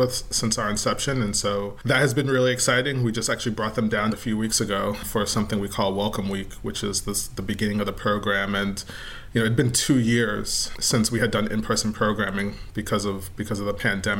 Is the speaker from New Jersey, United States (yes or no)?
yes; New Jersey, United States; now in New Orleans, United States; I live in New Orleans now, but I grew up in New Jersey